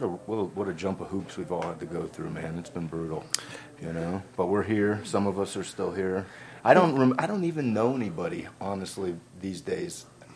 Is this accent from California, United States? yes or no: no; Las Vegas, Nevada, United States; I grew up in Vegas